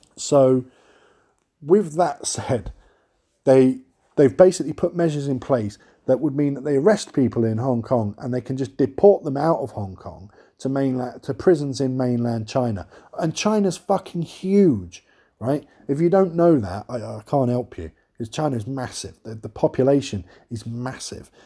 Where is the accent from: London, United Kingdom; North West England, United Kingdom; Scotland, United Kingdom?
London, United Kingdom; I am from London